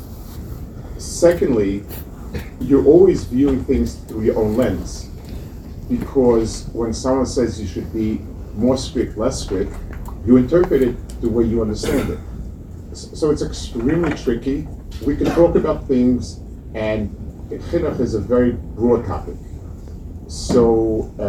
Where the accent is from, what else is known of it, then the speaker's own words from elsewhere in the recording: United States; as an American